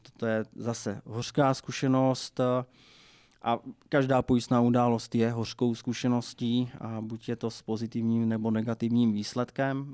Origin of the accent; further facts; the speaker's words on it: Moravia, Czechia; u nás na Moravě se eh, zavařují okurky